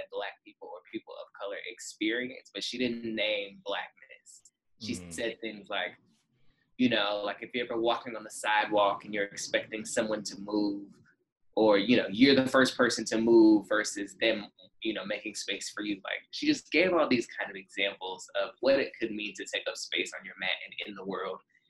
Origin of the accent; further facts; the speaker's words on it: Dallas, Texas, United States; moved away as an adult; also born or lived in Houston / New York City; I'm originally from Dallas, but I moved to Houston